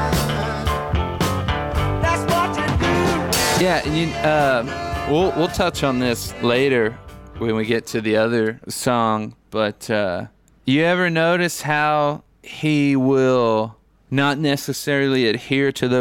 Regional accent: Huntington, West Virginia, United States; I'm from West Virginia

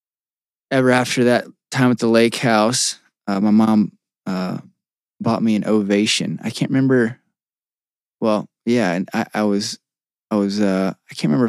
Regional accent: Staunton, Virginia, United States; moved away as an adult; also born or lived in Fort Lauderdale, Florida; now in Louisville, United States; Stanton, Virginia is my hometown.

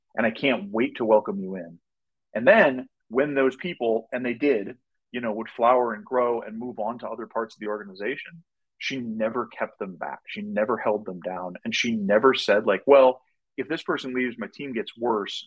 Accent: Minnesota, United States; also born or lived in Wisconsin; I grew up in Minnesota

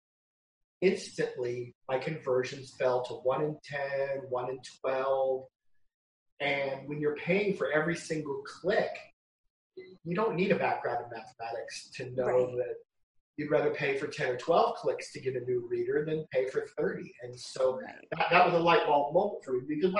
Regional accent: Iowa, United States; now in Las Vegas, United States; I grew up in Iowa

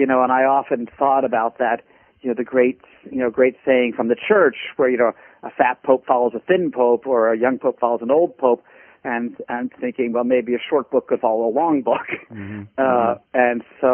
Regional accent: Philadelphia, Pennsylvania, United States; moved away as an adult; I was born in Philadelphia. I am a graduate of Germantown Friends School, one of Philadelphia's great Quaker

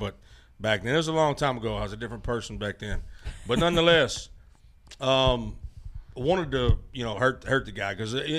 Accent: Memphis, Tennessee, United States; Yeah, I'm from Memphis

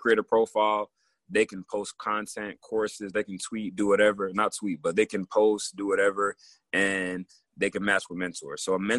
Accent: Togo; born there; Definitely. I was born in Togo, West Africa.

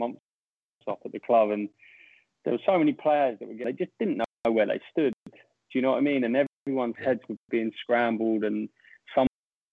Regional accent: Brighton, South East England, United Kingdom; my hometown club getting promoted.

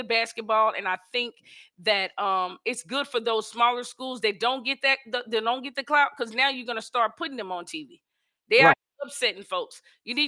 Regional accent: Texas, United States; I'm from Texas

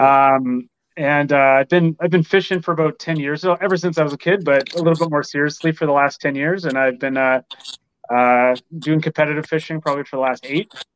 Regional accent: Windsor, Ontario, Canada; also born or lived in Toronto area, Canada; I grew up in Windsor

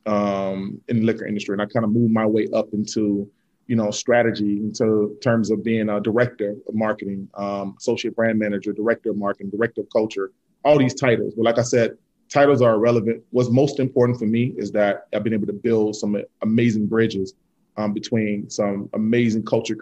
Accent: Selma, Alabama, United States; I was born in Selma, Alabama

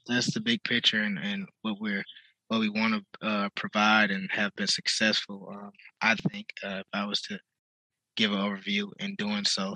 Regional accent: Detroit, Michigan, United States; I'm off uh, right off Davidson and Woodrow Wilson

